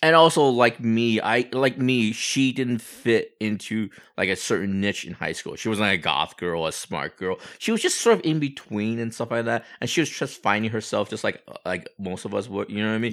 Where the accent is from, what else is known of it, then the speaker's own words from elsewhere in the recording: Walnut / Hacienda Heights, Los Angeles area, California, United States; Do I say I'm from Walnut? Am I, am I from Hacienda Heights? No, I, I say I'm from Los Angeles